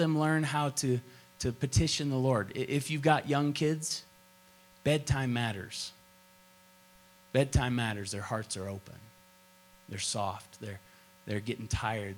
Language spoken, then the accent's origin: English; Tulsa, Oklahoma, United States; I grew up in Tulsa, Oklahoma, and Oral Roberts laid hands on me a lot.